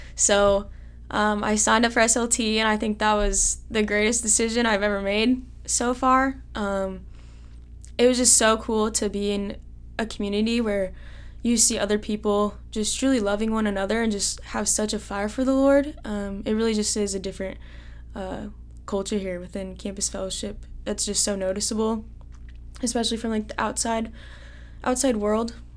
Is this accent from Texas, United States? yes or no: no; Carlisle, Iowa, United States; I'm from Carlisle